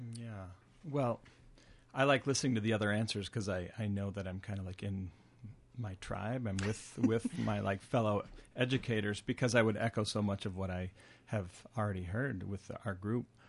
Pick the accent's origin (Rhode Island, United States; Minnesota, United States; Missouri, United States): Minnesota, United States; Minneapolis; moved away as an adult; now in Northfield, United States; I am from Minneapolis